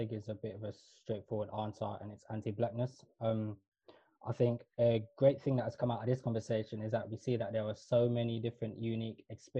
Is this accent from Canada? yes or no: no; Kenya; I'm East African and South Asian. East African as in, so I was born in Kenya. My parents were born and grew up in Somalia, but we're mixed even within Somalia. We were a mixed tribe, Badawani, Swahili, X, Y, and Z.